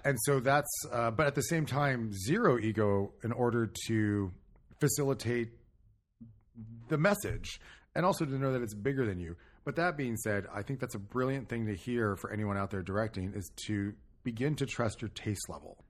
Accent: California, United States; I'm not from Long Island. I'm from California, like Chris

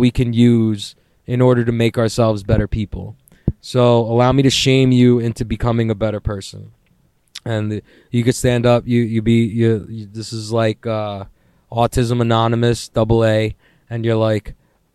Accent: New York City, New York, United States; I'm a New Yorker

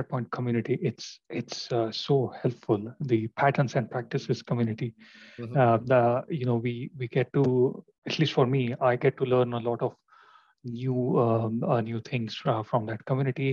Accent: India; moved away as an adult; now in London, United Kingdom; I am basically from India, but I have been living in London for about 10 years now

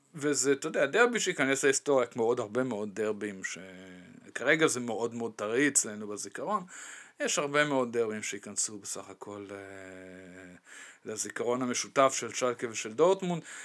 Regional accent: Dortmund, North Rhine-Westphalia, Germany; moved away; אני גדלתי ליד המקום הזה

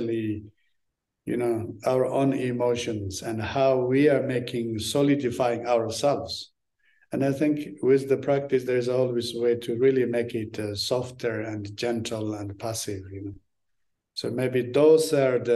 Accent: Tibet, Amdo, China; English is a second language; moved away; also born or lived in Lhasa; When I grew up in Tibet

